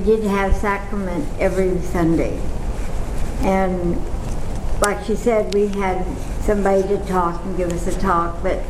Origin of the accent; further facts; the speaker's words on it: Dallas, Texas, United States; I grew up here in Dallas before any of the churches were ever here.